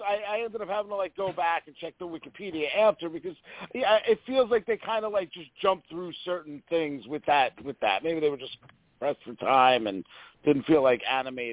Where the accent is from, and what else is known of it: United States